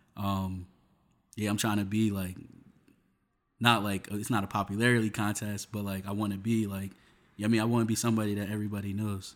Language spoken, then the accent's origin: English; Union, New Jersey, United States; also born or lived in Westfield, New Jersey; I grew up in, in Union, New Jersey